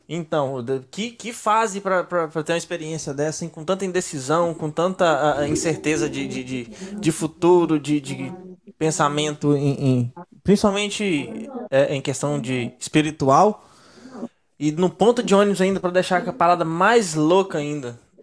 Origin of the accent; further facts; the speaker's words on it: Minas Gerais, Brazil; eu sou de Minas